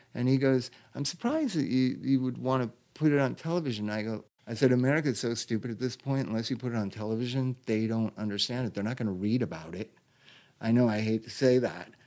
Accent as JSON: {"language": "English", "town": "Los Angeles", "region": "California", "country": "United States", "tie": "born or raised there", "said": "I'm born and raised in this town"}